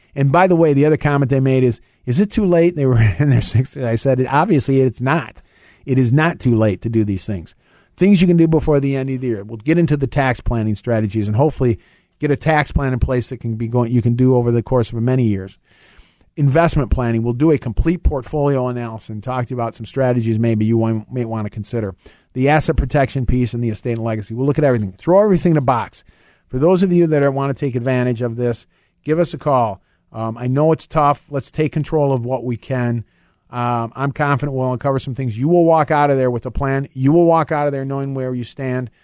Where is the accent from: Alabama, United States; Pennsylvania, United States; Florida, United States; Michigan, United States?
Michigan, United States; I'm from Michigan